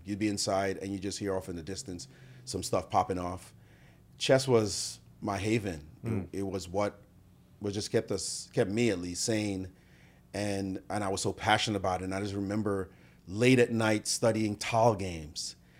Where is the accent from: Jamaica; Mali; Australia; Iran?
Jamaica; now in United States; I came from Jamaica where it wasn't popular. We were more into soccer which we call football.